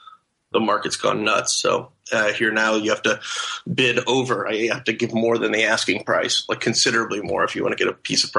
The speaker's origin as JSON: {"language": "English", "town": "Portland", "region": "Oregon", "country": "United States", "tie": "born or raised there", "moved": "as an adult", "lives_now": "Texas, United States", "said": "I grew up in Portland, mostly. We moved out here when I was 12, and my family's still in Portland."}